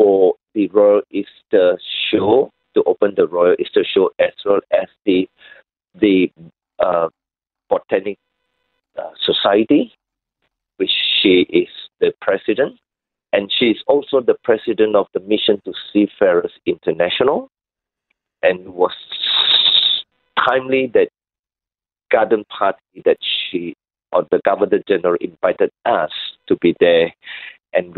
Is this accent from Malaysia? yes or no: yes; Malaysia; now in Sydney, Australia; I come from Malaysia